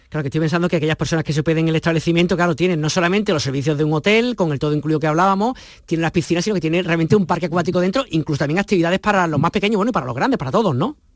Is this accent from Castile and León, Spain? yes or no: no; Andalusia, Spain